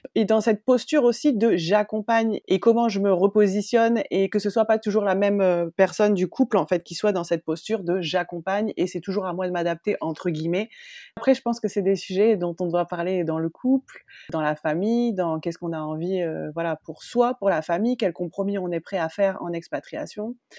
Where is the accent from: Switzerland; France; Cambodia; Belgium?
France; northern France; moved away as an adult; also born or lived in United States / Australia; je suis originaire du nord de la France